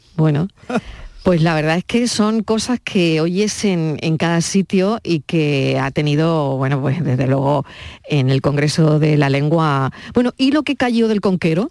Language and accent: Spanish; Andalusia, Spain